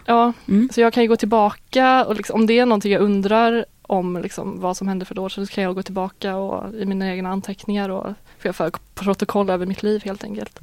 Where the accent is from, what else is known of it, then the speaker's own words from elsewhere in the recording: Uddevalla, Västra Götaland, Sweden; jag är från Uddevalla